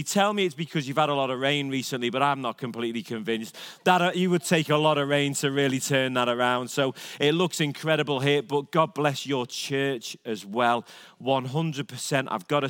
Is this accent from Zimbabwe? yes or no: no; England, United Kingdom; now in United States; I'm an Englishman, not allowed back in my own land.